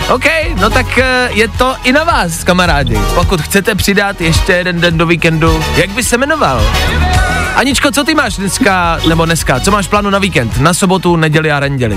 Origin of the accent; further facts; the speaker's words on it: Czechia; jako Češi